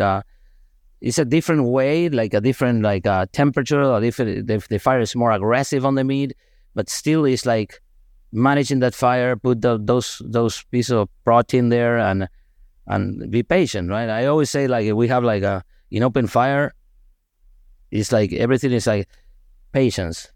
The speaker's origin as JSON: {"language": "English", "country": "Argentina", "moved": "yes", "said": "I'm from Argentina"}